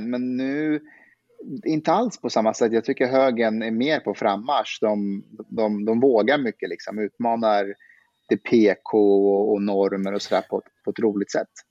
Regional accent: Afghanistan; now in Sweden; jag, jag, är afghan, då skämtar vi så att jag, jag är en superassimilerad bostadsrättsafghan

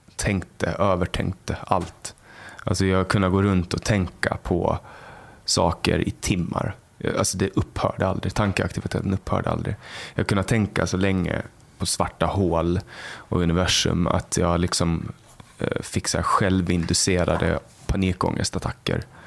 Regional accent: Mariehamn, Åland, Åland Islands; där jag kommer ifrån, exakt. Ja. Eh, där jag, i Mariehamn och Övernäs

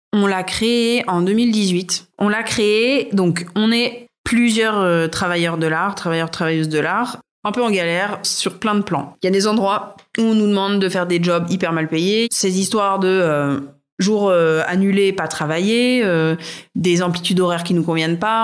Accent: Rouen, Normandy, France; moved away as an adult; also born or lived in Paris; je suis normande, j'ai grandi à Rouen, j'y suis restée jusqu'au bac

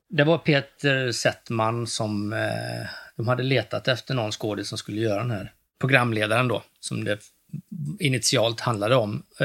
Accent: Västergötland, Västra Götaland, Sweden; also born or lived in East Germany (ancestry); jag växte upp då i Västergötland ute på en bondgård

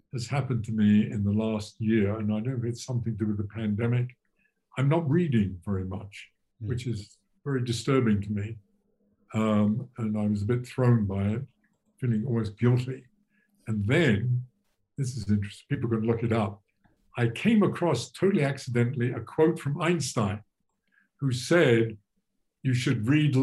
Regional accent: England, United Kingdom; moved away; I'm English originally

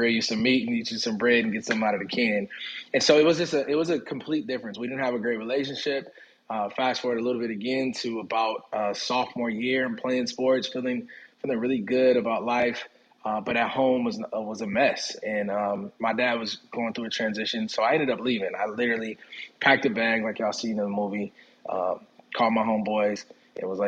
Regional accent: Minneapolis, Minnesota, United States; also born or lived in Jackson, Mississippi; moved up to Minneapolis when I was a baby. And so while I was raised and lived in Minneapolis and in Twin Cities most of my life

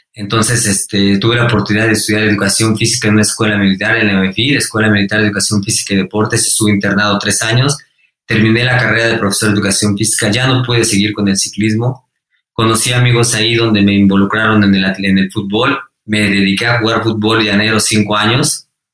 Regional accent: Mexico; fui el mejor mexicano

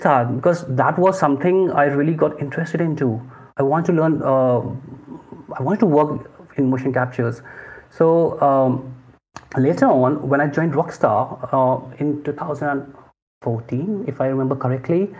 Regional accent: Lucknow, Uttar Pradesh, India; moved away as an adult; also born or lived in Hyderabad / Bangalore; now in Mumbai, India; I'm from Lucknow. It's a small town in the northern part of India. And I grew up there.

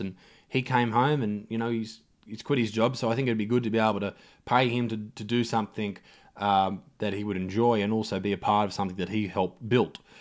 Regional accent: Newcastle, New South Wales, Australia; Newcastle, my hometown

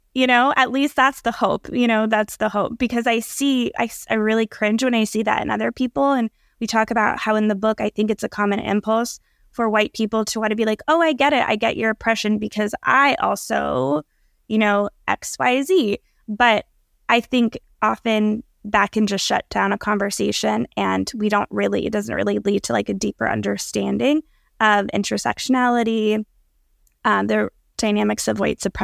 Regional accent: Allentown, Pennsylvania, United States; in terms of my upbringing, I was born in Allentown, Pennsylvania, which is a pretty large city in Pennsylvania, about an hour and a half from New York, an hour from Philly.

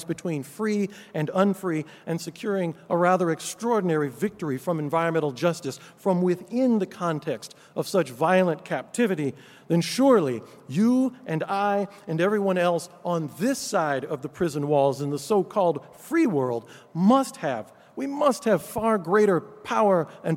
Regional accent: California, United States; my home state of California

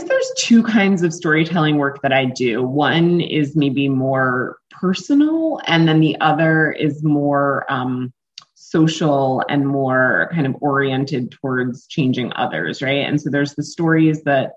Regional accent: Greenwich, Connecticut, United States; now in Philadelphia, United States; I'm from Greenwich, Connecticut, but I live in Philadelphia, Pennsylvania, and I've lived here for the last maybe 11 or so years

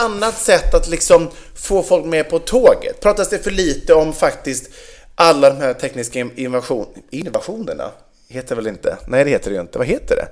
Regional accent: Vegby, Västra Götaland, Sweden; Vegby, där jag är uppvuxen

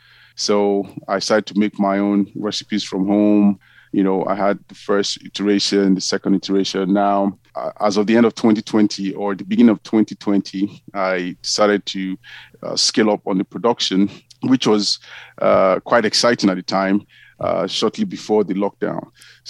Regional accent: Nigeria; So I'm Nigerian, and what I've done is I've taken quite a number of ingredients that I've used over time from Nigeria

